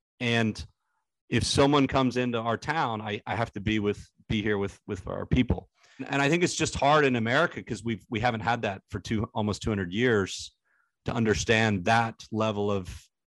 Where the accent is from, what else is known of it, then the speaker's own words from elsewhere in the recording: United States; what kills me as an American